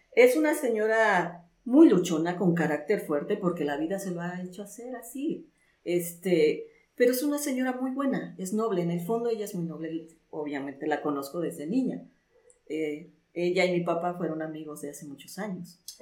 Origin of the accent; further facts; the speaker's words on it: Alto Lucero, Veracruz, Mexico; moved away as an adult; also born or lived in Mexico City; yo me fui de mi pueblo a estudiar a la Ciudad de México